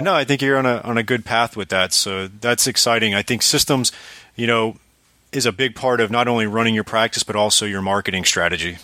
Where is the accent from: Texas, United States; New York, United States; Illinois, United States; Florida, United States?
Florida, United States; South; I'm from South Florida originally